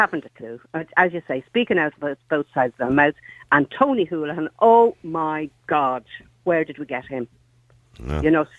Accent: Bray, Leinster, Ireland; born or raised there

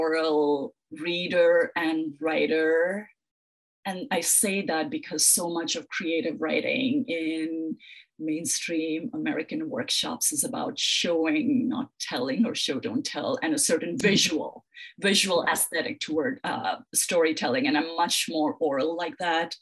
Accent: Mumbai, Maharashtra, India; moved away as an adult; now in United States; I grew up in Mumbai.

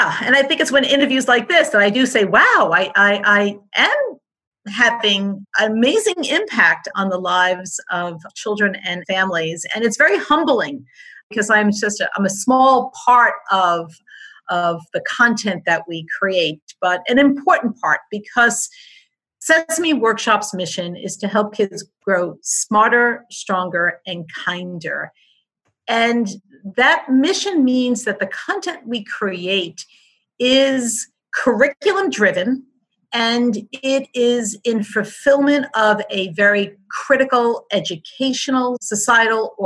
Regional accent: Hoboken, New Jersey, United States; as a young child growing up in Hoboken, New Jersey

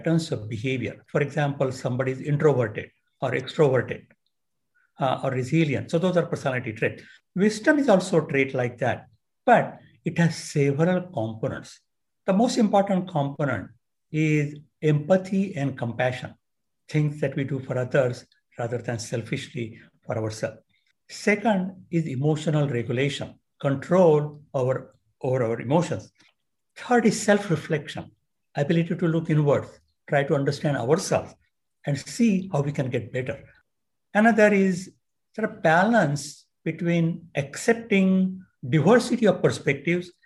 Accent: India; moved away as an adult; now in San Diego, United States; I grew up in India

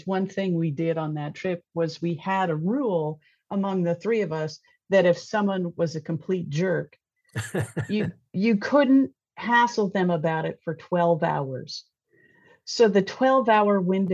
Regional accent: East Coast, United States; I'm from the East Coast

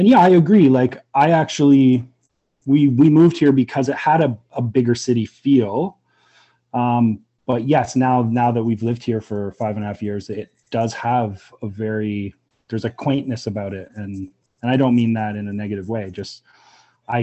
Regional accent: Toronto, Ontario, Canada; moved away as an adult; also born or lived in Hamilton; now in Brantford, Canada; I'm originally from Toronto and came to Brantford via Hamilton

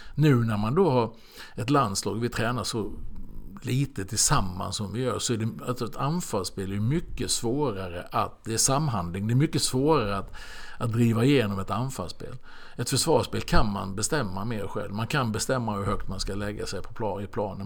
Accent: Halmstad, Halland County, Sweden; moved away; also born or lived in Norrköping; jag eh, växte upp hemma i Halmstad med fyra syskon.

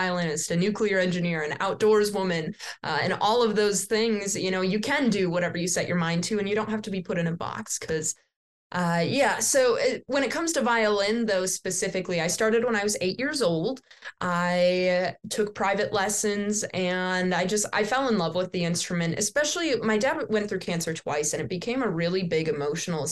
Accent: Wisconsin, United States; I'm from Wisconsin

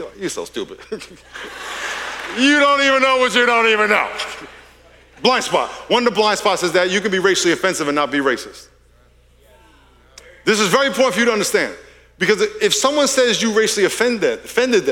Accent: Long Island, New York, United States; moved away as an adult; now in California, United States; I'm from Long Island, New York. I'm a New Yorker. I've been in California 40 years, but I'm a New Yorker

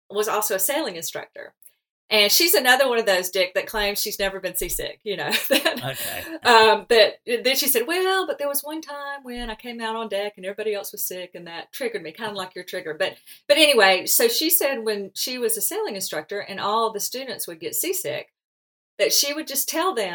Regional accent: Alabama, United States; accent: Southern drawl; I'm from the South too, so my accent limits me from speaking any foreign language

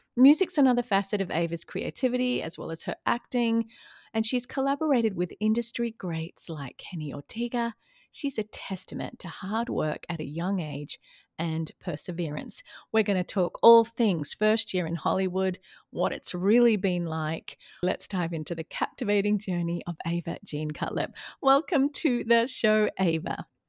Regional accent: Australia; also born or lived in London / California; now in Atlanta, United States; Now I'm an Aussie in Atlanta, Georgia, U S A.

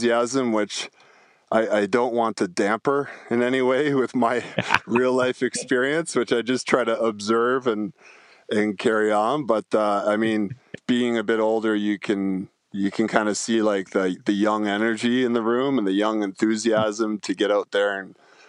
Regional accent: Niagara Falls, Ontario, Canada; I grew up like in Niagara Falls, Ontario, probably not the nicest part of Niagara Falls

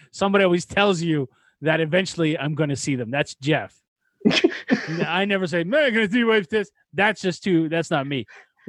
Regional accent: north of Sudbury, Ontario, Canada; but just north of there, about 15 minutes is where I grew up.

